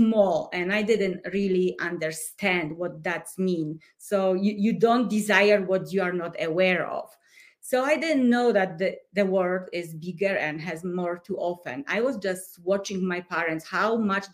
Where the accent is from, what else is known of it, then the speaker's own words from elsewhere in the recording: Poland; English is a second language; moved away as an adult; now in Colorado, United States; I come from Poland. I was born and raised during communism.